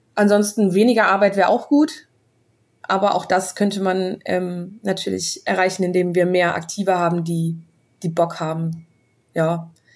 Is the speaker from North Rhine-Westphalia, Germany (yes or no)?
yes; Bonn, North Rhine-Westphalia, Germany; Ich komme ja aus Bonn